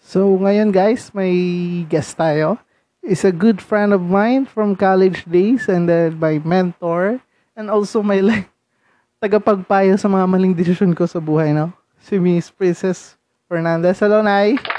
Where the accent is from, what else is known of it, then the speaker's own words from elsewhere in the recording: Rizal, Calabarzon, Philippines; taga Rizal po ako